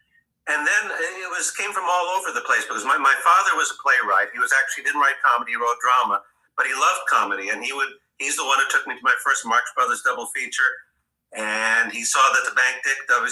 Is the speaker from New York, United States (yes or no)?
yes; New York, United States; it was here in New York. In fact, in the apartment that I, basically the apartment that I still live